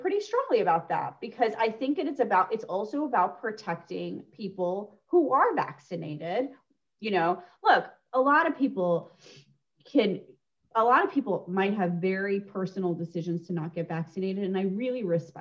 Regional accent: United States; moved away; I grew up 30 minutes outside of Yankee Stadium

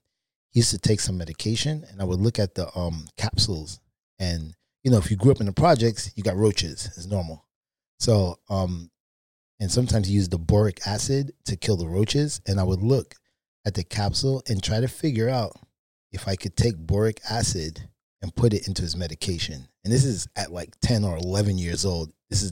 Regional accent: Brooklyn, New York, United States; So originally from Brooklyn, New York. I grew up in the projects.

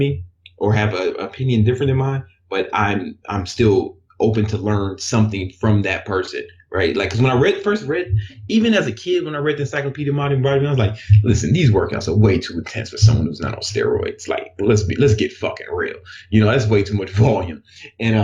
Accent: Chicago, Illinois, United States; moved away; I grew up in Chicago

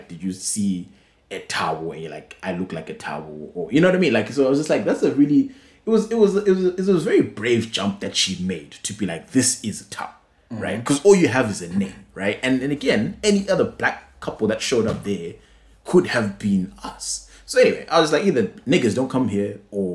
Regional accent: Bulawayo, Zimbabwe; moved away

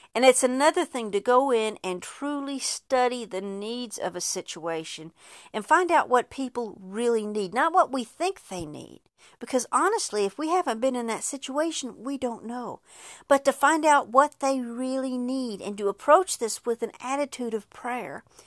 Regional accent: Texas, United States; first language English; I'm from Texas, deep in Texas, and English is my only language

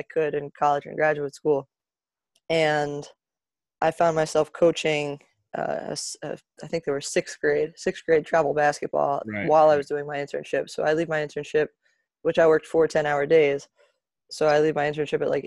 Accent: New Jersey, United States; also born or lived in Boston; I'm from New Jersey, born and raised here

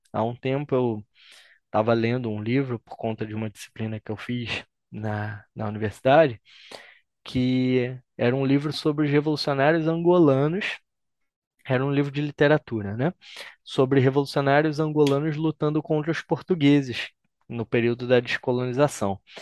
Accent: Brazil; also born or lived in Argentina; somos nós brasileiros

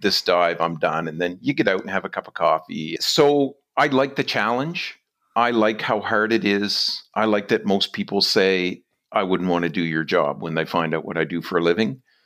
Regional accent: New Brunswick, Canada; moved away as an adult; now in West Coast, Canada; I'm from New Brunswick

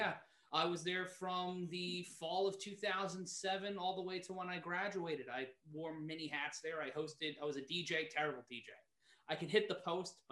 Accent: New York City, New York, United States; growing up in New York City, you know, obviously WFAN was a huge presence in my life

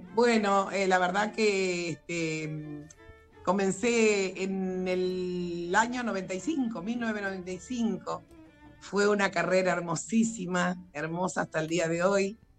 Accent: Pergamino, Buenos Aires Province, Argentina; yo aquí en Pergamino, la verdad, le agradezco, soy de Pergamino

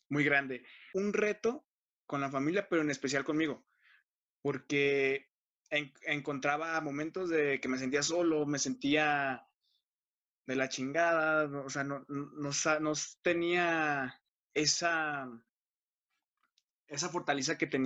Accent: Guadalajara, Jalisco, Mexico; yo soy 100% tapatío de aquí de Guadalajara.

